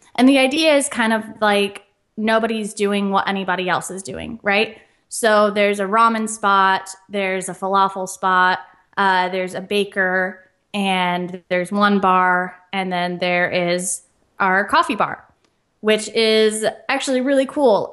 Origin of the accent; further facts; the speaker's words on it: Central Oregon, United States; moved away as an adult; now in Portland, United States; I grew up in a small town in Central Oregon